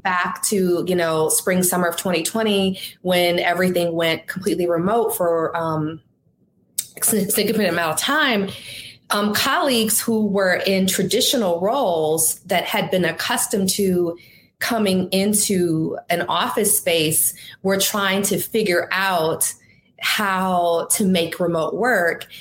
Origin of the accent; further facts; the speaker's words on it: Detroit, Michigan, United States; moved away as an adult; also born or lived in Boston; I was from Detroit. I was working there at the Detroit News.